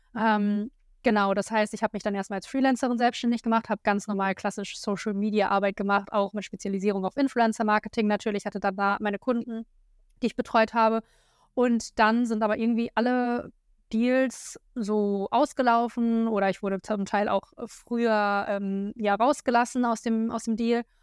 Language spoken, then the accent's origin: German; a small village near Hanover, Lower Saxony, Germany; moved away as an adult; also born or lived in Berlin; wieder in meinem alten Kinderzimmer unterwegs. Ähm, das ist in der Nähe von Hannover, auf einem ganz kleinen Dorf. Da komme ich ursprünglich her